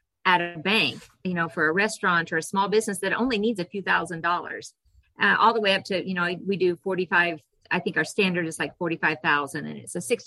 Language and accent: English; Eastern Kansas, United States; also born or lived in Hanston, Kansas; now in Hodgeman County, United States; I grew up in Eastern Kansas, went to Kansas State University, met my husband there